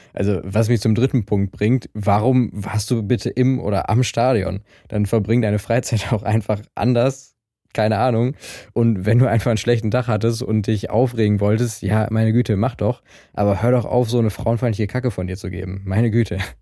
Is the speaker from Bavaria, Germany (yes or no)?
no; Essen, North Rhine-Westphalia, Germany; ich komme aus Essen